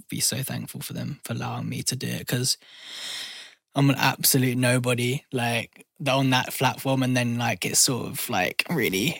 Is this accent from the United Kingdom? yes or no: yes; Surrey, South East England, United Kingdom; I'm from Surrey. So I say South London's mate, but I'm like on the border of South London.